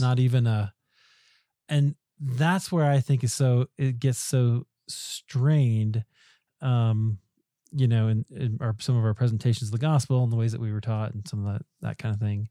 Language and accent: English; United States; as American evangelicals